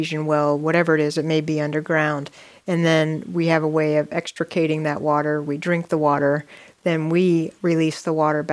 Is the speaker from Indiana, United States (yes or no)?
no; Ohio, United States; I grew up in Ohio